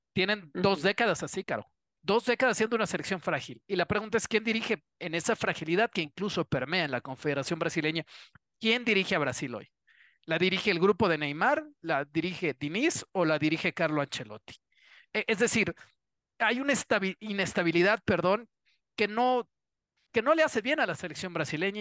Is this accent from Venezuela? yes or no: no; Mexico; yo, como mexicano